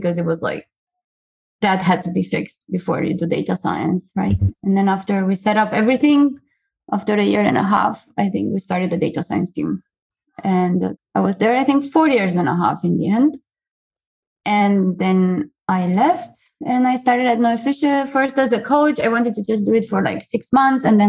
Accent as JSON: {"language": "English", "country": "Romania", "also_born_or_lived": "Hanover, Germany", "moved": "as an adult", "said": "I come from Romania. I came to Hanover then to do my diploma arbeit, and then I stayed to do a PhD"}